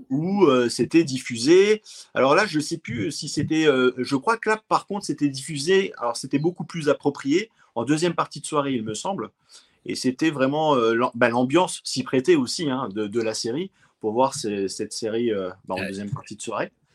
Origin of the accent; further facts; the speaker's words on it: France; chez nous, en France